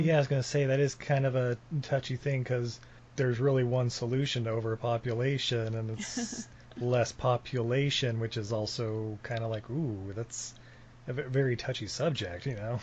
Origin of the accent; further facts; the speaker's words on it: Utah, United States; I grew up in Utah.